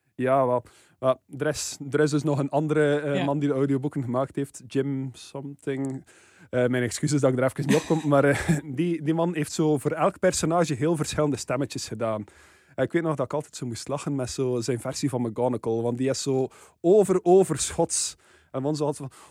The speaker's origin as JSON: {"language": "Dutch", "region": "West Flanders", "country": "Belgium", "said": "als West-Vlaming"}